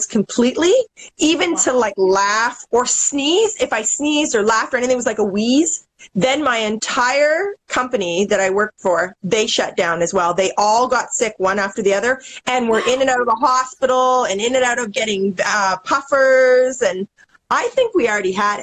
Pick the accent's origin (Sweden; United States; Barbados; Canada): Canada; I'm Canadian